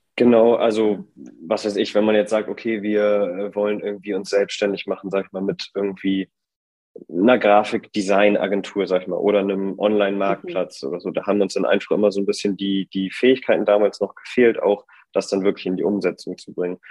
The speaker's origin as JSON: {"language": "German", "region": "Bremen", "country": "Germany", "tie": "born or raised there", "moved": "as an adult", "lives_now": "Hamburg, Germany", "said": "ich komme äh, ursprünglich aus Bremen, da bin ich geboren und habe da auch studiert. Mittlerweile wohne ich jetzt in Hamburg"}